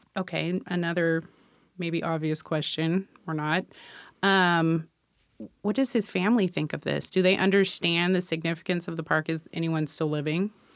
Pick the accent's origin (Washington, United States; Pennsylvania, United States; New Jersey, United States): Washington, United States; Tacoma; born and raised in Tacoma myself. I just have not moved away